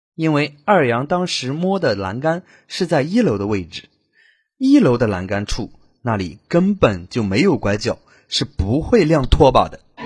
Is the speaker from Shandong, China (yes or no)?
yes; Shandong, China; 我的老家是在山东，小时候住的是父母厂子里的家属院，一个大院子，有两栋六层楼的单元楼。我家是在左边的那栋五楼